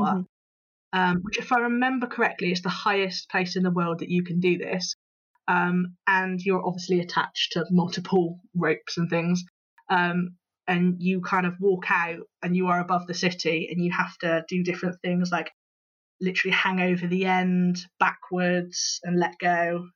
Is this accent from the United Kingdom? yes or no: yes; Bristol, South West England, United Kingdom; I am, as you can probably tell from my accent, Bristol born and, born and bred